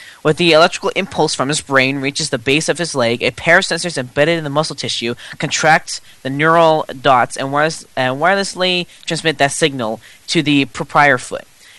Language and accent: English; United States; I'm too American, okay?